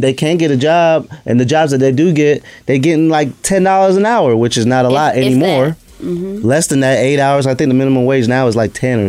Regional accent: New York City, New York, United States; I know a lot about Trump because he's from my hometown

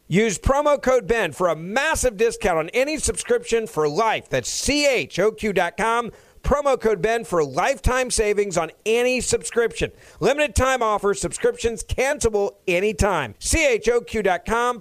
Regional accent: Memphis, Tennessee, United States; In my hometown of Memphis

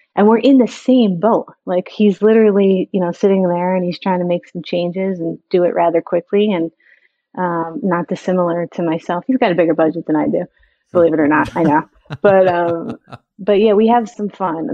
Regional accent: New York, United States; growing up in New York

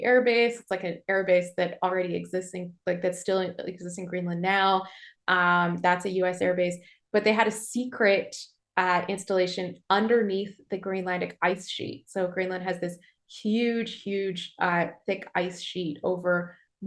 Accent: Toronto, Ontario, Canada; moved away as an adult; also born or lived in New York / Yellowknife; I grew up in Toronto

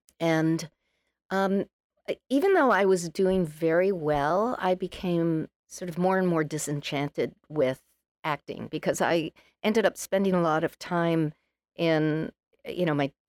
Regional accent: Massachusetts, United States; So, I was raised on Cape Cod, which is quite unusual. A lot of people go to the Cape, but not many people are spawned there.

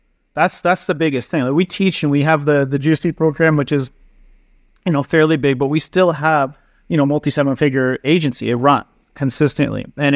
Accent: East Coast, Canada; now in Vancouver, Canada; So I moved out here to Vancouver. I was from the East Coast, much poorer though back there. Not a lot of businesses, not a lot of opportunity and shit.

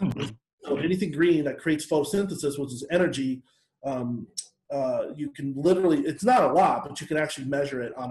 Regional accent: Seattle, Washington, United States; growing up in Seattle

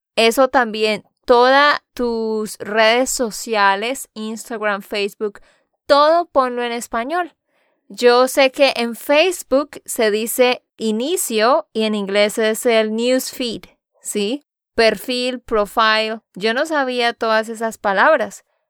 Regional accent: Santander, Colombia; de Santander, Colombia

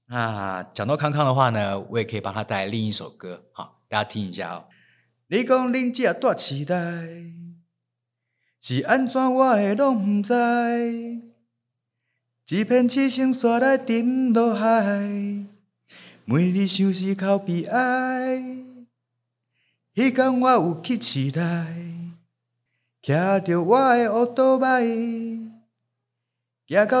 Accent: Kaohsiung, Taiwan; moved away; also born or lived in Taipei; 虽然我一直都说我是台北人，但是我其实小时候出生在高雄的凤山的眷村。

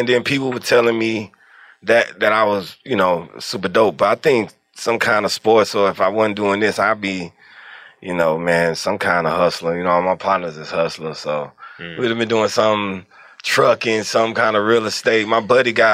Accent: Atlanta, Georgia, United States; also born or lived in Forest Park, Georgia / Stone Mountain, Georgia / Decatur, Georgia; I'm really from Edgewood. But I was born in Georgia Baptist, bro. So I feel like I'm an Atlanta baby

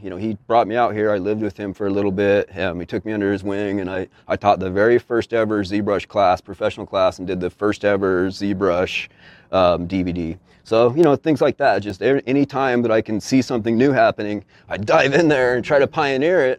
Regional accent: Utah, United States; moved away; I'm a dude from Utah

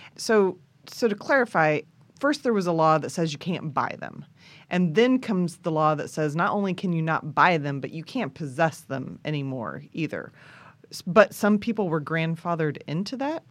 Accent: Kansas, United States; I grew up with guns in Kansas

